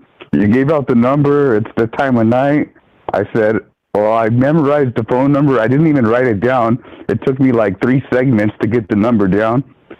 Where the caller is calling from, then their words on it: Fullerton, California, United States; from Fullerton.